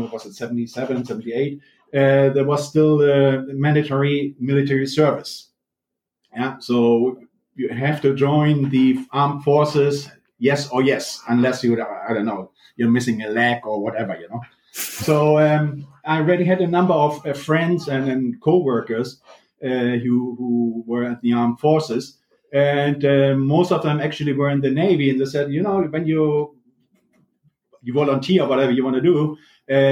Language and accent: English; Hamburg, Germany; I'm originally from Hamburg, Germany